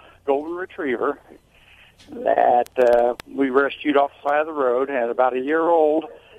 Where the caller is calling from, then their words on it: Clinton, Indiana, United States; Clinton, Indiana.